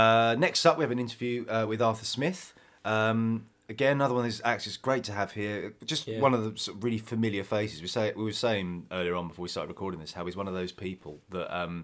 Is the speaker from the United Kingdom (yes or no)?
yes; North East England, United Kingdom; And I'm a Geordie.